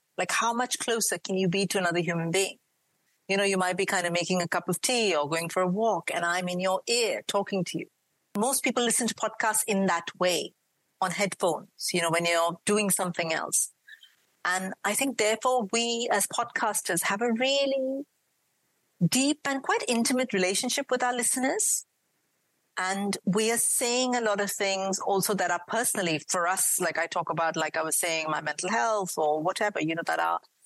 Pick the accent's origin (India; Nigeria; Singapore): India; accent: a mix of an Indian accent and a British accent; moved away as an adult; now in United Kingdom; I grew up in India. I moved here about, 18, 19 years ago